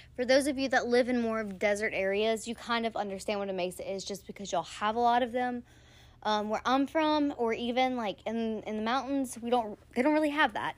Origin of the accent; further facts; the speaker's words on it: Louisiana, United States; I'm from Louisiana